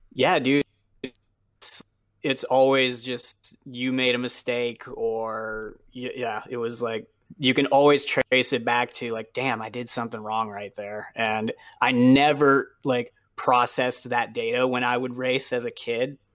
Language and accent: English; New England, United States; I grew up racing in New England